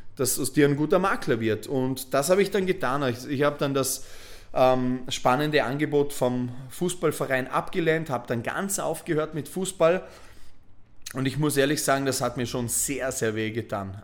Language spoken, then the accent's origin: German; Bregenz, Vorarlberg, Austria; moved away as an adult; also born or lived in Voitsberg, Styria / Vienna; habe Vorarlberg, meine, meine Geburtsstadt Bregenz, verlassen